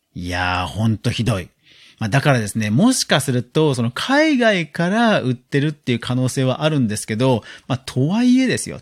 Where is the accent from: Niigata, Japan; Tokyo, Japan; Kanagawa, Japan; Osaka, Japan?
Kanagawa, Japan; Yokohama; 実家が横浜なんで、横浜のことはある程度わかるんですけど